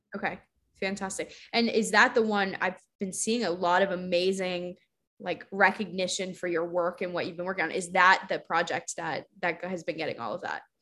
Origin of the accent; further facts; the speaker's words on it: Arizona, United States; I'm from Arizona